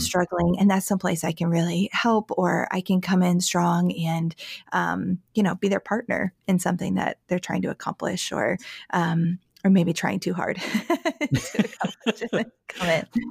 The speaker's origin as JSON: {"language": "English", "town": "Syracuse", "region": "New York", "country": "United States", "said": "I am from Syracuse, New York, the area"}